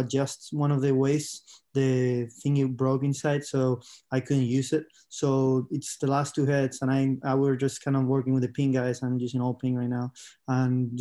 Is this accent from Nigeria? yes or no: no; Spain; I'm from Spain